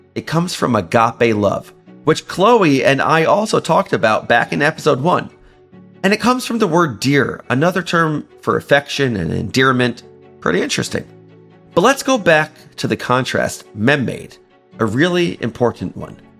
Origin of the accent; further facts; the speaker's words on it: Baltimore, Maryland, United States; I grew up in Baltimore, Maryland